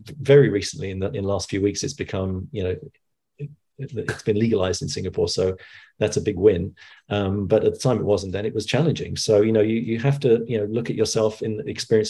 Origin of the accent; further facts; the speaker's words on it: London, United Kingdom; growing up in the 70s in you know, I'm originally from East London, and I went to school in Walthamstow